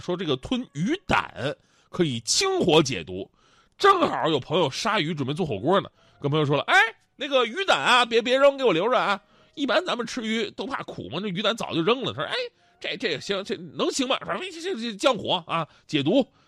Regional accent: Northeast China, China; moved away; 咱们东北人

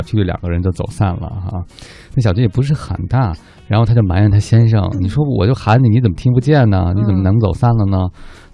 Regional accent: China; 我们中国人

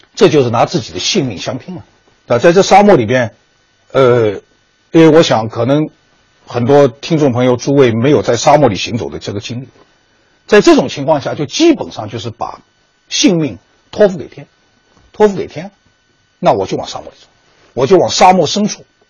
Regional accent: Wuxi, Jiangsu, China; 我老家是江苏无锡

